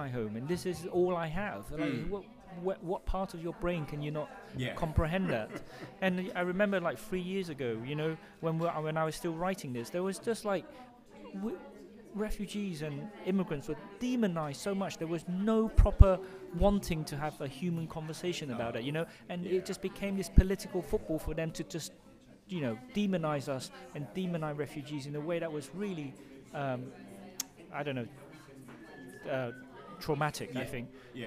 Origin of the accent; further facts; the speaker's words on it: London, United Kingdom; also born or lived in Cambodia / Vietnam; I grew up in London, Britain. And I feel very British